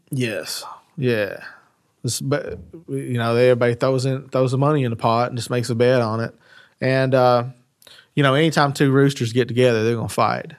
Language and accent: English; United States; growing up in West Garrett